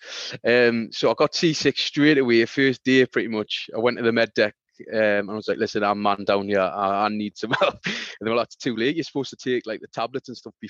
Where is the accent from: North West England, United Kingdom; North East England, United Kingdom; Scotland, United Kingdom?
North East England, United Kingdom; Newcastle; I'm from Newcastle